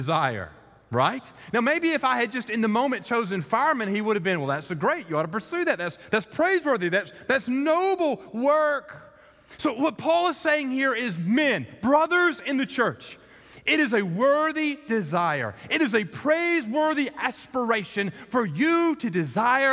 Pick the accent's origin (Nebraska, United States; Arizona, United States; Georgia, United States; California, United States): Georgia, United States; Columbus; in Columbus, Georgia, in my hometown